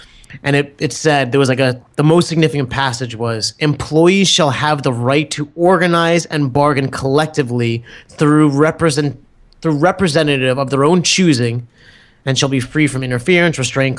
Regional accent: Metuchen, New Jersey, United States; Oh, no. It was Metuchen Public Library.

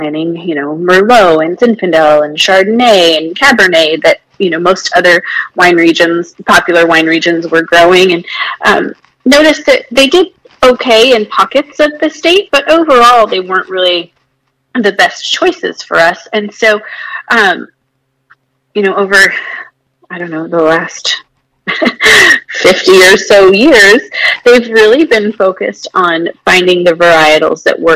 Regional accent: Paso Robles, California, United States; now in Texas, United States; I'm from Paso Robles

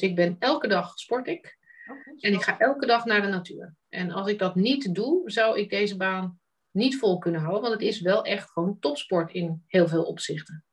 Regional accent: Netherlands; moved away; die skillset die wij bijna van nature meekrijgen als Nederlander

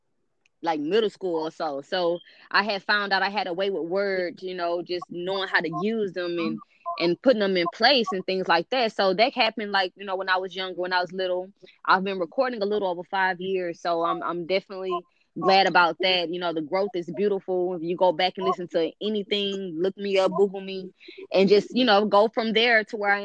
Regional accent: Houston, Texas, United States; I'm from Houston, Texas, born and raised.

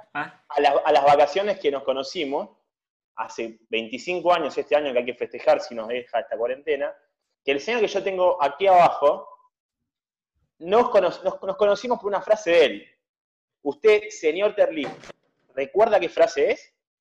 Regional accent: Buenos Aires, Argentina; del barrio de agronomía

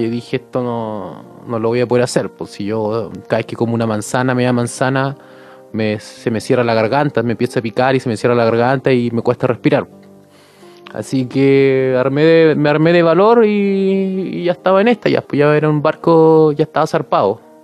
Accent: Punta Arenas, Magallanes and Chilean Antarctica, Chile; soy de Punta Arenas Magallanes, a la Patagonia, al sur de Chile

